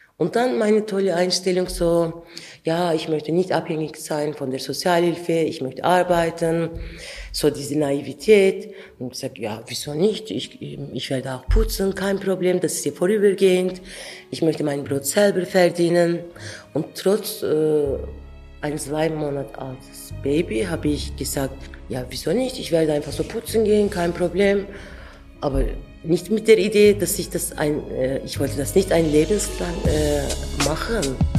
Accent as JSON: {"language": "German", "region": "Ankara", "country": "Turkey", "tie": "born or raised there", "also_born_or_lived": "Adıyaman, Turkey", "second_language": "German", "moved": "as an adult", "lives_now": "Switzerland", "said": "Ich bin in Ankara aufgewachsen, aber ich komme aus Adiaman"}